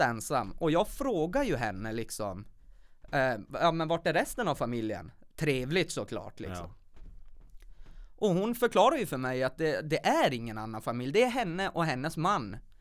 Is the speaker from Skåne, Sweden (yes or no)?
no; Kiruna, Norrbotten County, Sweden; född och uppvuxen här i Kiruna